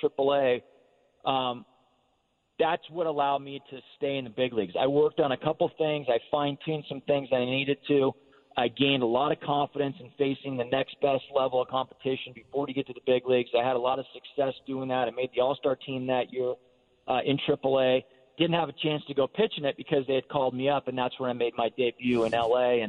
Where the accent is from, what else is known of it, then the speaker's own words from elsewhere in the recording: Northern Nevada, United States; I grew up in Northern Nevada, so, you know, Giant fan growing up